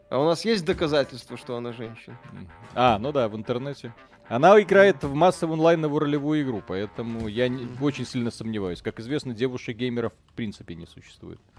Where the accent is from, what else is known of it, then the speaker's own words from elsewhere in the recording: Belarus; Мы хоть и белорусы